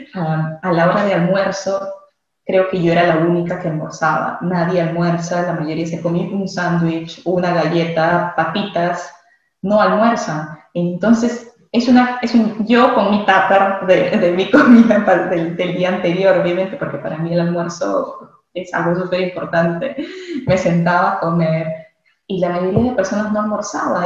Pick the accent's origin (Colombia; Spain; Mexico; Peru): Peru; moved away as an adult; now in England; como bueno peruano me encanta comer